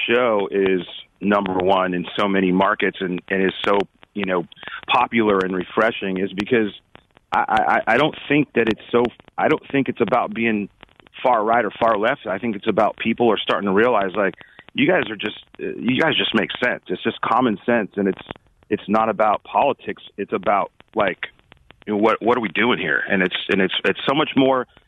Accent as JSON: {"language": "English", "town": "Anaheim", "region": "California", "country": "United States", "tie": "born or raised there", "said": "We were very just middle class dudes that grew up in Anaheim"}